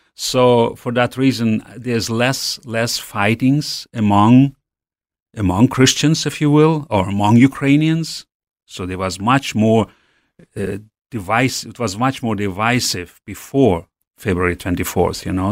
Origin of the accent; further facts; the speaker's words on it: Western Siberia, Russia; also born or lived in Urals; I grew up in Siberia, in West Siberia